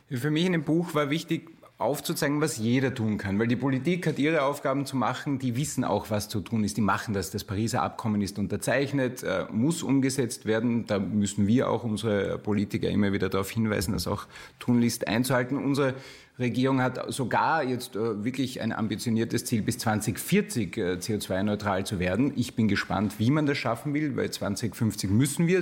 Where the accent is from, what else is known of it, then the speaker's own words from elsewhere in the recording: Burgenland, Austria; ich komme aus dem Burgenland